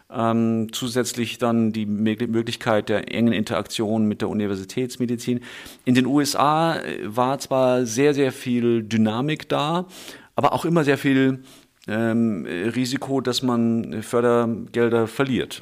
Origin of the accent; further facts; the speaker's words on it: Munich, Bavaria, Germany; moved away as an adult; also born or lived in United States; ich gebürtiger Münchner bzw. Schwabinger bin, hier aufgewachsen